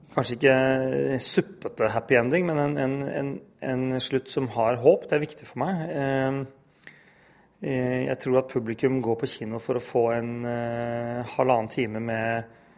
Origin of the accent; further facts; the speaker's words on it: Norway; jeg er helt norsk, men jeg har en pakistansk far